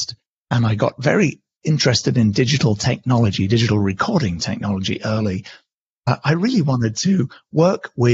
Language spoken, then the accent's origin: English; United Kingdom; accent: British; moved away as an adult; also born or lived in London / New York; now in California, United States; as you can hear from my accent, I'm originally British. I live in California